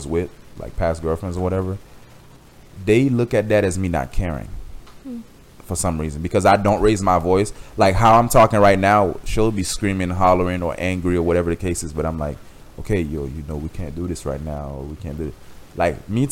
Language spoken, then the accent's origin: English; Miami, Florida, United States; also born or lived in Haiti; I'm from Miami